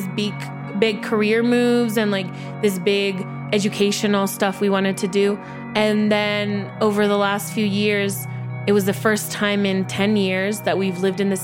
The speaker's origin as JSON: {"language": "English", "town": "Guadalajara", "region": "Jalisco", "country": "Mexico", "tie": "born or raised there", "moved": "as an adult", "lives_now": "United States", "said": "I grew up in Guadalajara and now live in the U.S. as well"}